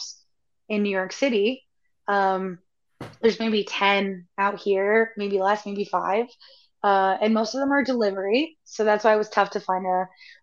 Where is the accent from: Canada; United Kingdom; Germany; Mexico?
Canada; I'm from Canada